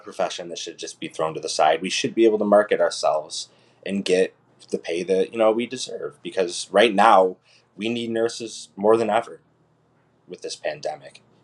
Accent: Utica, New York, United States; also born or lived in Ithaca, New York; I was born and raised in Utica, New York

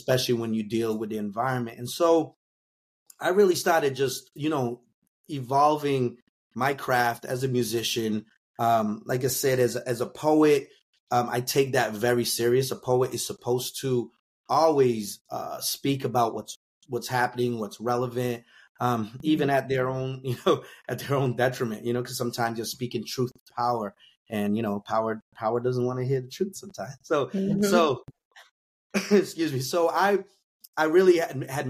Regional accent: New Bedford, Massachusetts, United States; my hometown of New Bedford, Mass.

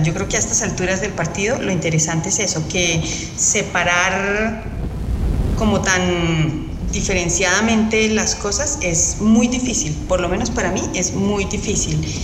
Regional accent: Colombia; soy compositora colombiana

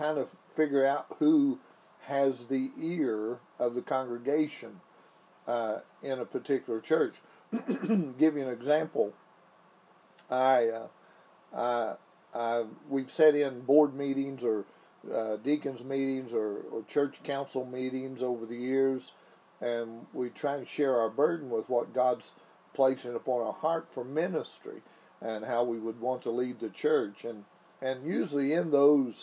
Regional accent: Fudge Creek, West Virginia, United States; I was raised on Fudge Creek

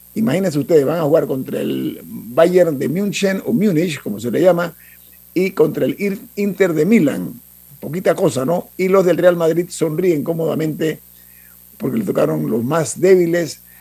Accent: Panama; las playas de Panamá, ese es un regalo eh, eh, divino que tenemos nosotros

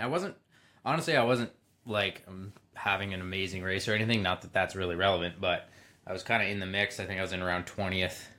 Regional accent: Belleville, Ontario, Canada; I grew up in Belleville, Ontario, sm-, pretty small town

